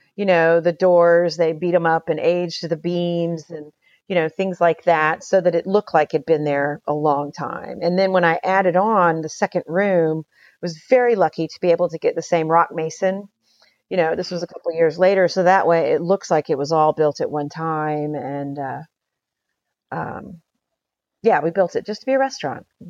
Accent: Houston, Texas, United States; also born or lived in Utopia, Texas / Paris, France; I grew up in Houston, but my folks bought our property out in Utopia in nineteen seventy-two.

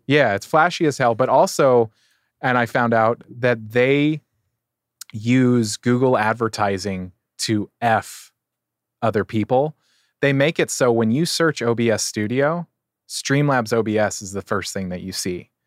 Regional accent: San Diego, California, United States; I get to be in my hometown

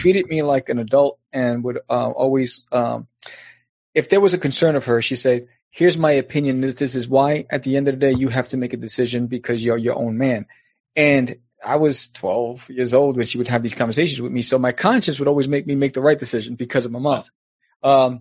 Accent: New York City, New York, United States; moved away as an adult; also born or lived in Brooklyn; now in New Jersey, United States; I was born in Brooklyn, raised in Queens

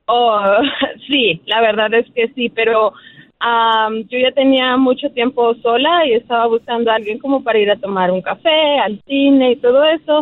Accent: Mexico; claro que soy mexicana.

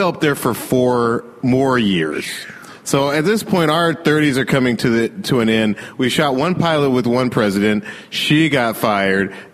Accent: Atlanta, Georgia, United States; moved away; Atlanta's my hometown

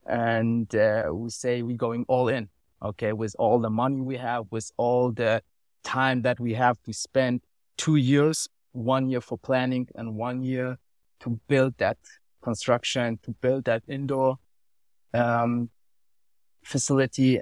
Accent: Germany; English is a second language; moved away as an adult; now in Switzerland; I grew up in Germany, now I live for three or four years here

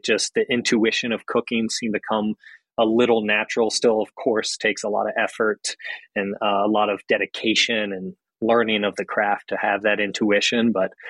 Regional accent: the South, United States; I had an Italian grandfather and then my family is Southern. So, you know, growing up in the South, my mom just naturally cooking was her love language, you know?

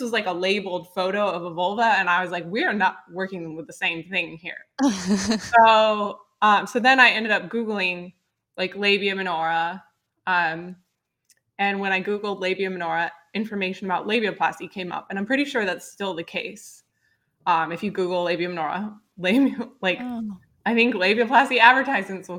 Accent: Dallas, Texas, United States; I grew up in Dallas, Texas

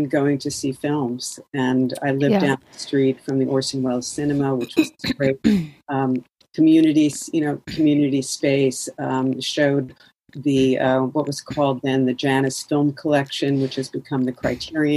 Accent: New Jersey, United States; moved away; also born or lived in Boston; as a kid, I grew up in New Jersey

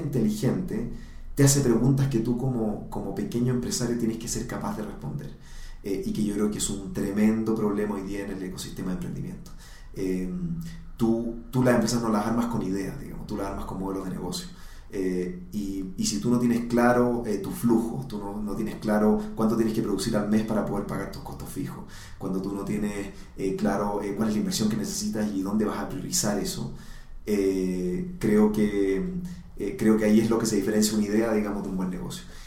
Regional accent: Chile; moved away as an adult; now in Colombia; soy, soy chileno

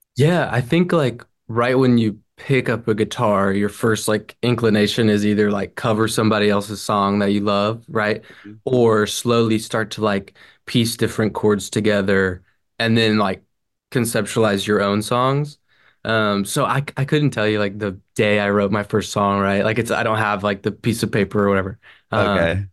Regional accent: Franklin, Tennessee, United States; now in Nashville, United States; Franklin, uh, born and raised. I'm in Nashville now. So 30 minutes north, but my whole life, Franklin.

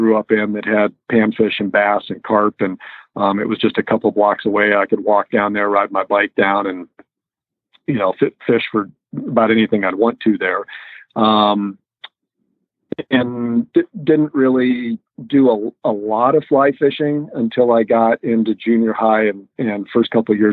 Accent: Boulder, Colorado, United States; I grew up in Boulder, Colorado, on the Front Range of Colorado

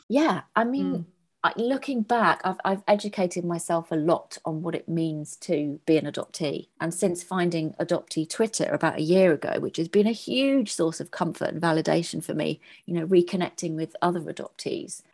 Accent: Birmingham, West Midlands, United Kingdom; also born or lived in Northampton; I was born in Northampton and brought up in the Midlands in Harborne in Birmingham.

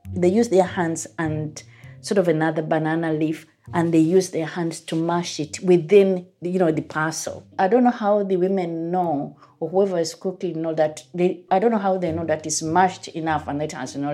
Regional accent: Uganda; moved away as an adult; now in England, United Kingdom; I grew up in Uganda and I've been here in England for quite a number of years.

